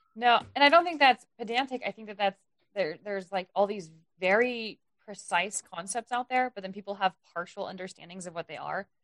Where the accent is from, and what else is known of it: United States